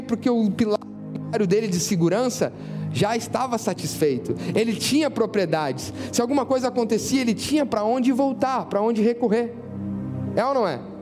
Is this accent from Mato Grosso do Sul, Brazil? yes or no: no; Pelotas, Rio Grande do Sul, Brazil; born or raised there; moved away as an adult; now in Sydney, Australia